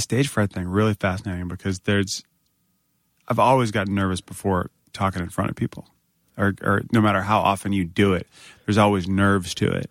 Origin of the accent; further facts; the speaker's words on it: Northern Virginia, United States; I grew up in Northern Virginia